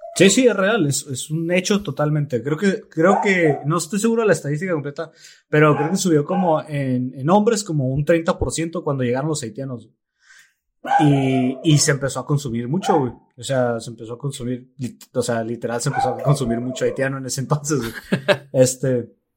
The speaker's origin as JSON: {"language": "Spanish", "country": "Mexico", "said": "los mexicanos, en particular los mexicanos"}